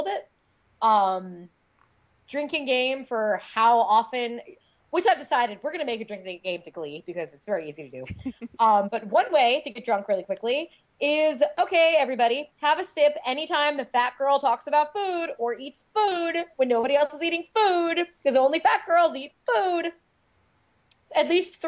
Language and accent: English; Long Island, New York, United States; I'm from Long Island